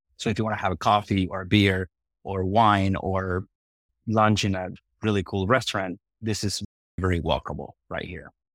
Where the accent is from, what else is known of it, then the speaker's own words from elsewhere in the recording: Argentina; also born or lived in Iowa / Nebraska; now in Omaha, United States; I'm originally from Argentina